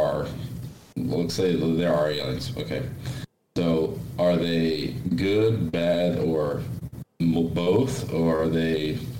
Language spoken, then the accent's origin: English; Brazil; now in United States; I grew up in Brazil